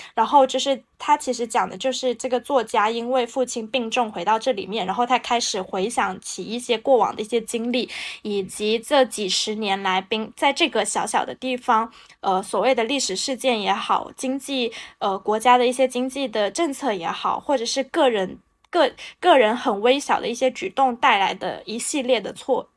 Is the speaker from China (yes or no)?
yes; Guangdong, China; 午睡这件事情对于我们广东人来说是很重要的